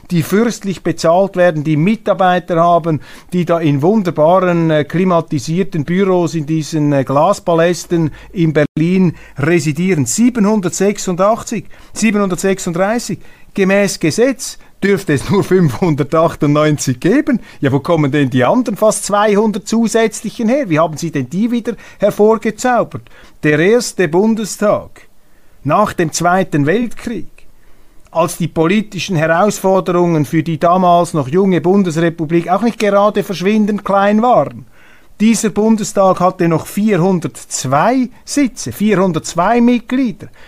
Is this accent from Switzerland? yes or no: yes; Switzerland; Dies meine Aussage als Schweizer.